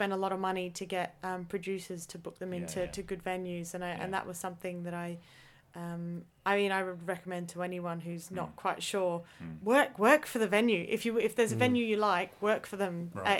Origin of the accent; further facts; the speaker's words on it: Australia; I'm Australian.